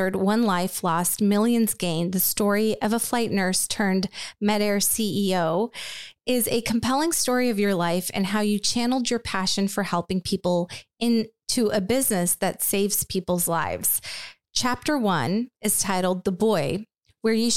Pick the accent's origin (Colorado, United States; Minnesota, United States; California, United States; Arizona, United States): California, United States; Richmond; I grew up in California, in Richmond.